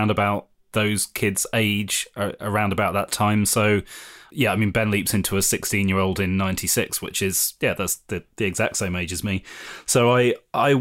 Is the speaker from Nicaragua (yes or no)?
no; United Kingdom; I'm just British